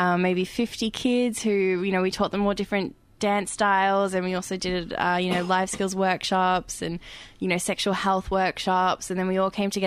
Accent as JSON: {"language": "English", "country": "Australia", "tie": "born or raised there", "said": "I was born in Australia. I'm very, like, aware of my privilege of being born in this country."}